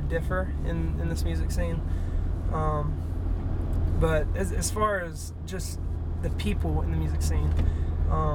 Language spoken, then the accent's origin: English; Fairhope, Alabama, United States; also born or lived in Mobile, Alabama; now in Daphne, United States; I was born in Mobile. My family moved to Fairhope whenever I was 3, and I've lived there ever since.